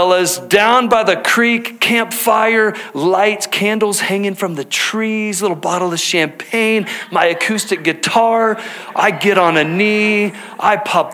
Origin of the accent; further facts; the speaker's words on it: Texas, United States; now in Salt Lake County, United States; growing up in Texas, all right, hunting was just a part of how we spent our free time as a family